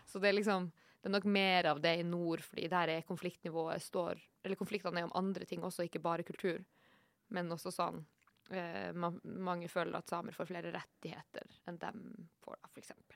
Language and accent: Norwegian; Norway; also born or lived in Oslo; jeg er jo nordmann